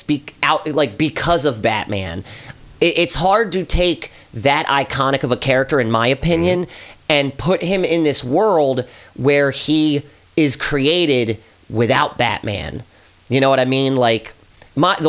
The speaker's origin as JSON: {"language": "English", "country": "United States", "tie": "born or raised there", "said": "Because I'm American"}